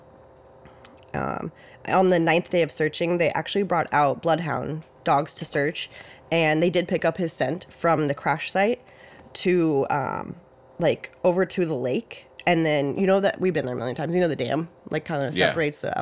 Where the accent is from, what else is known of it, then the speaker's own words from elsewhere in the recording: Santa Clarita, California, United States; I grew up in Santa Clarita.